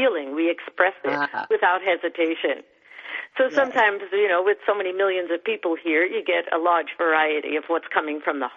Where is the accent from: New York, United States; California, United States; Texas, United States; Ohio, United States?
New York, United States; New York City; I'm born and raised in New York